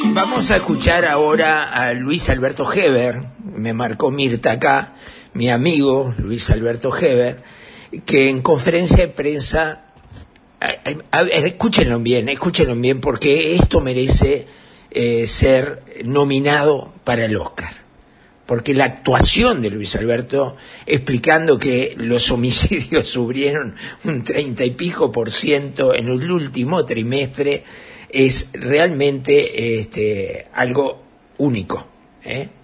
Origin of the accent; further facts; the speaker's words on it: Uruguay; soy un uruguayo